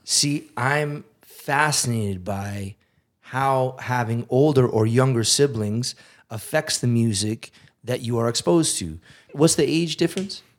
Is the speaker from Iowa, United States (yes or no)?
no; south of Amherst, Massachusetts, United States; I grew up fifteen minutes south of Amherst